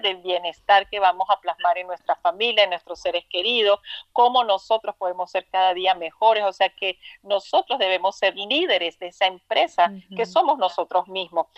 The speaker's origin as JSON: {"language": "Spanish", "region": "Trujillo", "country": "Venezuela", "moved": "as an adult", "lives_now": "United States", "said": "de Trujillo, Venezuela"}